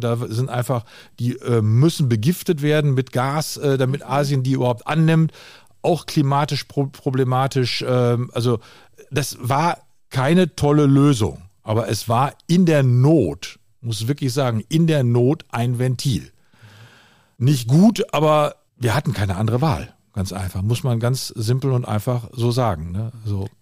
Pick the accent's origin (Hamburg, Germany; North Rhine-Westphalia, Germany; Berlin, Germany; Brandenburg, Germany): North Rhine-Westphalia, Germany; bei uns in Westfalen